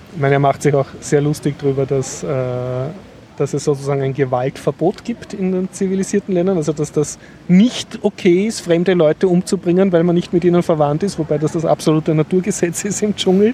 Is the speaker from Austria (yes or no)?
yes; Austria; als Westler, als Österreicher, als Europäer